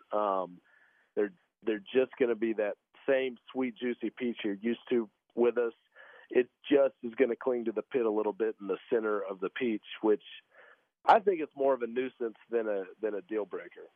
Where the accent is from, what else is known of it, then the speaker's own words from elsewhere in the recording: Fort Valley, Georgia, United States; moved away as an adult; now in Nashville, United States; I grew up down in Fort Valley, Georgia, where our peaches are grown